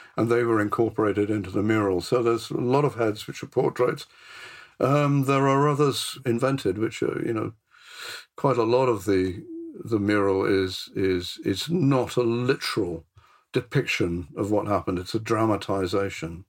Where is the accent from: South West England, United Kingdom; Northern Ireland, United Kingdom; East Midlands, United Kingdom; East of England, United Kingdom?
South West England, United Kingdom; Bristol; I came from Bristol. I comes from Bristol.